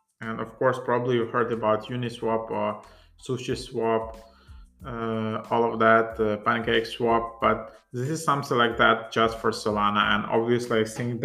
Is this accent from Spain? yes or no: no; Ukraine; English is a second language; I'm not a native English speaker. I'm from Ukraine, so for me, speaking in English is not that easy